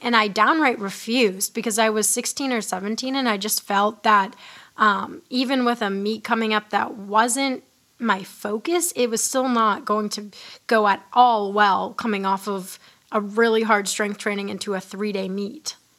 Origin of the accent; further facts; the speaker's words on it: Hanover, New Hampshire, United States; my hometown in like Hanover